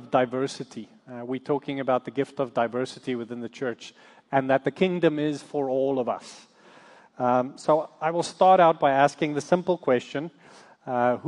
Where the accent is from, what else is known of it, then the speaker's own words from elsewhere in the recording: South Africa; moved away as an adult; now in United States; we come from South Africa. We moved here to the States about 13 years ago